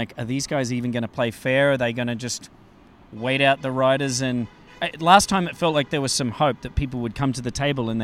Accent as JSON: {"language": "English", "country": "Australia", "moved": "as an adult", "lives_now": "Los Angeles, United States", "said": "I'm from Australia"}